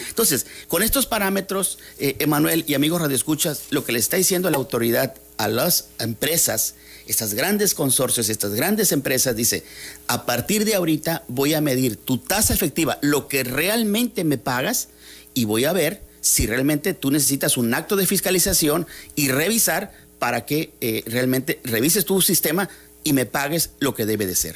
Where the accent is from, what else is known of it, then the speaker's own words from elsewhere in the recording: Mexico; todos somos mexicanos